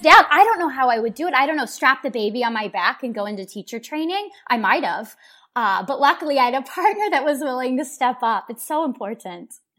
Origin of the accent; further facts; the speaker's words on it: Oklahoma City, Oklahoma, United States; people, myself included, have either moved away or done enough traveling where we're now coming back into our city